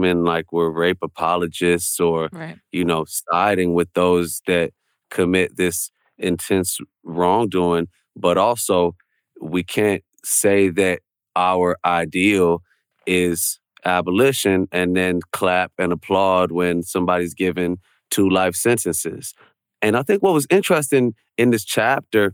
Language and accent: English; Chicago, Illinois, United States; I'm from Chicago